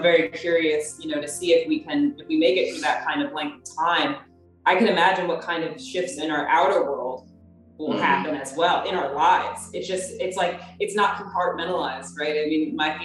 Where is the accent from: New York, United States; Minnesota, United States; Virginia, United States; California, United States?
Virginia, United States; they're from Virginia and we're from Virginia